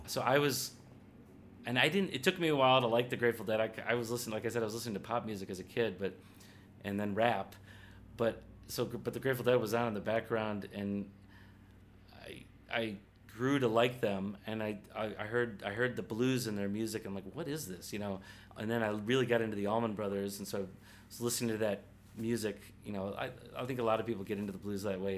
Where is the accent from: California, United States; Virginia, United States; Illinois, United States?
Illinois, United States; Glenview; also born or lived in Evanston, Illinois / New Orleans, Louisiana; I grew up in a North Side suburb called Glenview, Illinois um, just west of Evanston